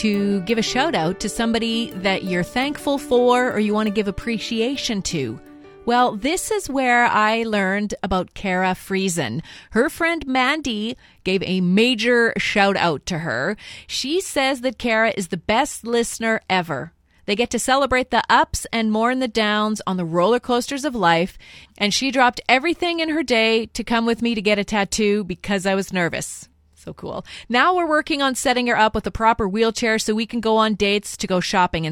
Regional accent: Saskatchewan, Canada; I was born in Saskatchewan as well

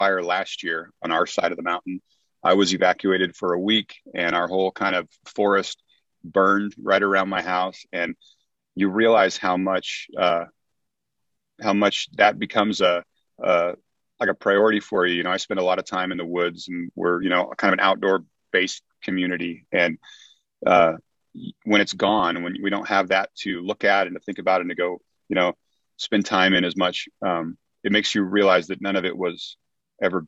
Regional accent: Greenville, California, United States; I grew up in that little town

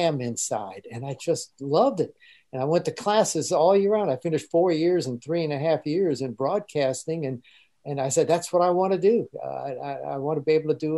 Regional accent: Germany; moved away; I grew up, I was born in Germany.

